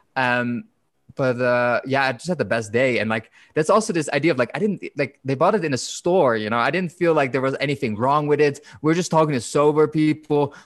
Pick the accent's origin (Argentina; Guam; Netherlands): Netherlands; I'm from the Netherlands